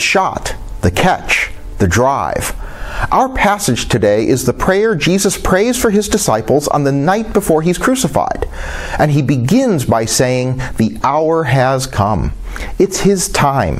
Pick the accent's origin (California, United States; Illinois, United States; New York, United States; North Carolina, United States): Illinois, United States; Chicago; As a Chicagoan